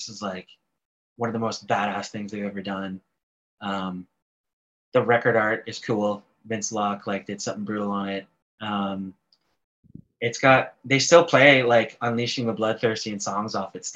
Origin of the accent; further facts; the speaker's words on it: Canada; being Canadian